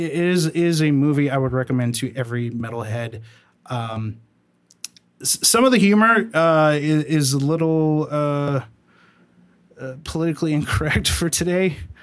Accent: El Salvador; shut up. I'm from El Salvador. Like, we didn't get shit.

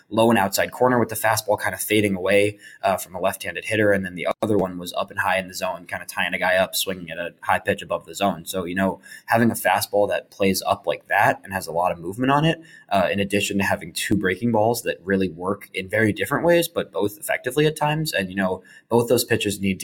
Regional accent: Oak Park, Illinois, United States; Oak Park, Illinois, my hometown

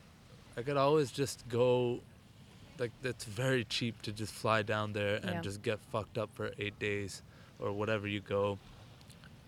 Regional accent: Ottawa, Ontario, Canada; also born or lived in India; I'm from Ottawa

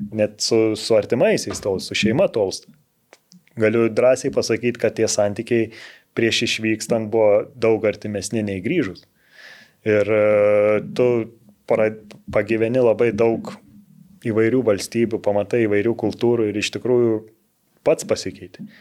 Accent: Lithuania; moved away as an adult; also born or lived in Israel; Tik Lietuvoje esu lietuvis ir gyvensiu Lietuvoje.

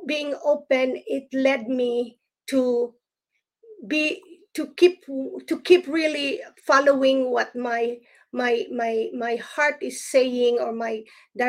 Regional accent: Philippines; now in United States; I grew up in the Philippines and as a Protestant

